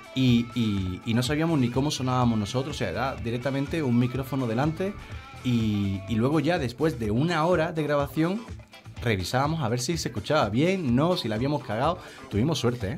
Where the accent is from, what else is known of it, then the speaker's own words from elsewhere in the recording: Seville, Andalusia, Spain; soy de Sevilla